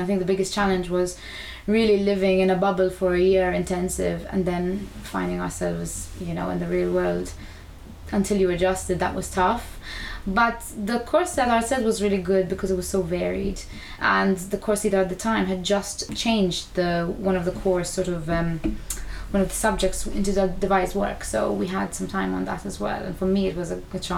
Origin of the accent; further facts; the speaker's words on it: Malta; moved away as an adult; now in United Kingdom; we grew up in Malta devising work